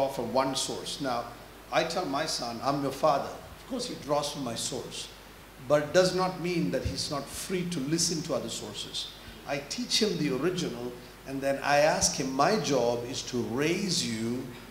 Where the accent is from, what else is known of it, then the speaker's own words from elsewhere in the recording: India; moved away; now we come from India